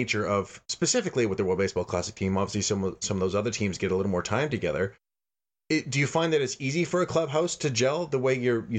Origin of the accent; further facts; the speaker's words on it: Canada; speaking as a Canadian baseball fan